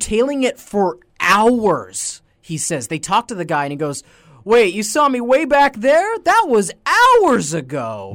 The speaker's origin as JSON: {"language": "English", "region": "Nova Scotia", "country": "Canada", "said": "we're from Nova Scotia, so we're from, like, one of the lobster touchstones"}